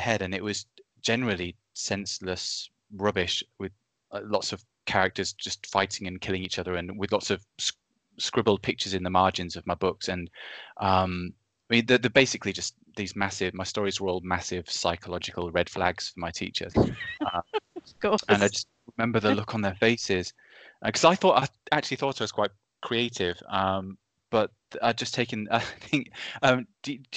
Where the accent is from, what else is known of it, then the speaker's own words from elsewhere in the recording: Reading, South East England, United Kingdom; But I was from Reading, a place called Reading in the UK, which is it's southeast England, quite near London. But it's basically just a kind of big suburbia that I lived